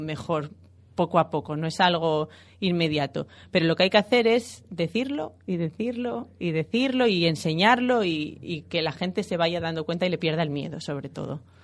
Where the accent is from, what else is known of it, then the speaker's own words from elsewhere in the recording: Gijón, Asturias, Spain; Soy de Gijón